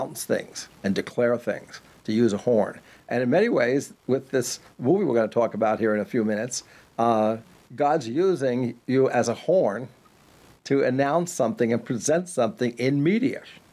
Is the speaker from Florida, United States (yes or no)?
no; Farmingdale, New York, United States; also born or lived in Brooklyn, New York; I was born in Brooklyn in 1952. And I was only lived there for, my parents lived there for 3 years and they moved out to Long Island. So I lived in a place called Farmingdale